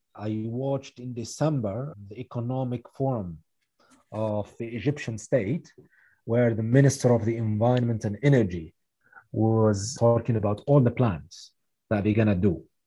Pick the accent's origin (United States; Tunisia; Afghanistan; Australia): Tunisia; my home country, Tunisia